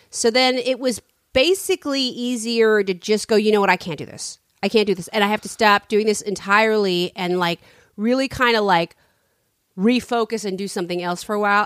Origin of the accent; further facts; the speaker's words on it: San Francisco, California, United States; I'm from San Francisco